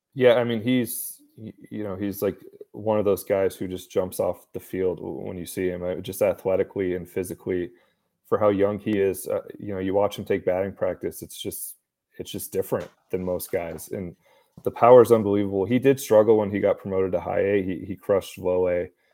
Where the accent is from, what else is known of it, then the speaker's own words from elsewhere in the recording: Bay Area, California, United States; I grew up in the Bay Area, I grew up a Giants fan